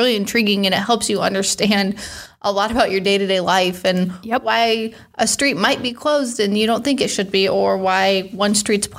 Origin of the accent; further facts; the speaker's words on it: central Iowa, United States; moved away as an adult; also born or lived in Des Moines, Iowa; now in Quad Cities, United States; I grew up in a small town in central Iowa and lived in Des Moines all through college and after. And about 2.5-3 years ago, I moved here to the Quad Cities, and I've been here since.